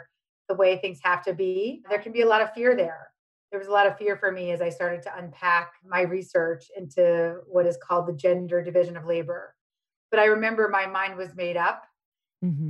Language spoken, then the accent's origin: English; New York City, New York, United States; also born or lived in Michigan; I grew up on Avenue C and 14th Street in the 80s and 90s